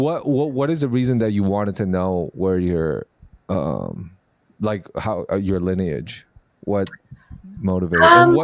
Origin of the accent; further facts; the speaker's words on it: Taiwan; But I was born in Taiwan. I'm Taiwanese regardless.